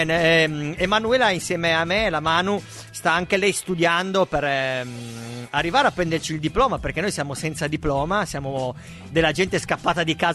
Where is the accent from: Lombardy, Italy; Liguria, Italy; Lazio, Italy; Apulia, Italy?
Apulia, Italy; accent: Apulian; l'ho provato a, a, dire io con la mia pronuncia molto pugliese.